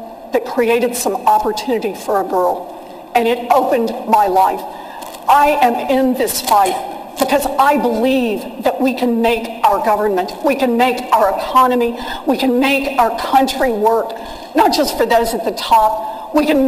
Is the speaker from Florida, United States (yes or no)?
no; Oklahoma, United States; I was born and raised in Oklahoma